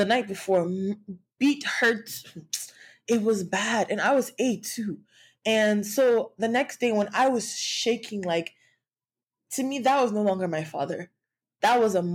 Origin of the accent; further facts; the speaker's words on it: Nigeria; being like a Nigerian girl woman who grew up in a world where trauma, like not trauma but abuse, was like okay or accepted